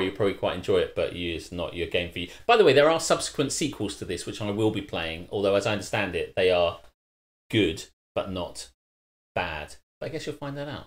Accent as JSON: {"language": "English", "country": "United Kingdom", "said": "as a British person"}